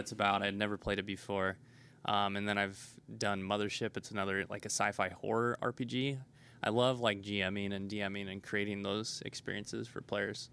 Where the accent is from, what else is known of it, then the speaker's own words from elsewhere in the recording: Nebraska, United States; moved away as an adult; also born or lived in South Korea / Taiwan / Washington D.C.; so I was born in Nebraska, and growing up, I never left.